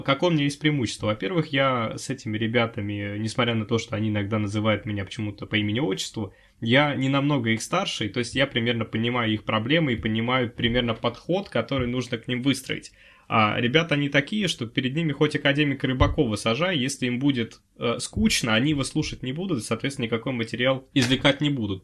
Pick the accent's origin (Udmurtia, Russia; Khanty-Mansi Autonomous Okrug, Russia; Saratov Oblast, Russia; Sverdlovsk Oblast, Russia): Udmurtia, Russia; moved away as an adult; now in Moscow, Russia; я из Удмуртии